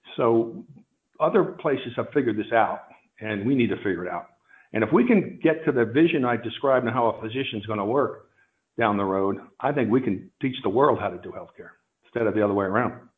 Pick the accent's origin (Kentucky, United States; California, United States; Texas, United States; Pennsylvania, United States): Pennsylvania, United States; suburban; also born or lived in Princeton, New Jersey; I was raised in suburban Pennsylvania